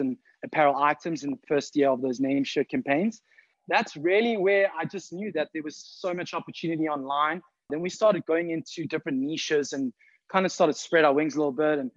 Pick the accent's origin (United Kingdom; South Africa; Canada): South Africa; I'm from South Africa.